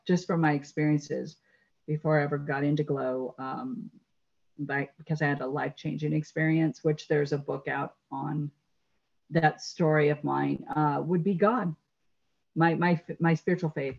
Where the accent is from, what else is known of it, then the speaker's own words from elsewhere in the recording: La Crescenta, California, United States; also born or lived in Los Angeles, California; born in Los Angeles and raised in La Crescenta, safe suburb, beautiful suburb